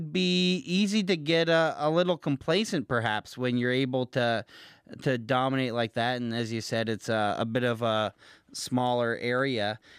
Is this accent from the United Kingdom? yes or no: no; New Brunswick, Canada; I guess I'm Canadian, and I've never heard of Houston, British Columbia, but I'm going to give myself some slack since I'm from New Brunswick and not British Columbia.